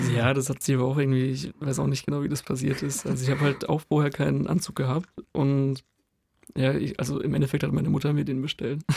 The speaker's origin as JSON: {"language": "German", "town": "Heidelberg", "region": "Baden-Württemberg", "country": "Germany", "moved": "yes", "lives_now": "Tübingen, Germany", "said": "ich komme ja nicht von hier, ich komme aus Heidelberg"}